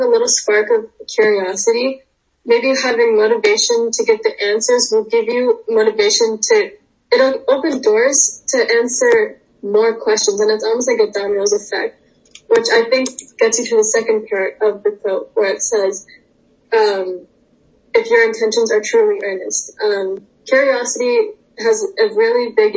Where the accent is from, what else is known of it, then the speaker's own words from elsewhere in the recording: Seattle, Washington, United States; I'm 14 and I'm from Seattle, Washington.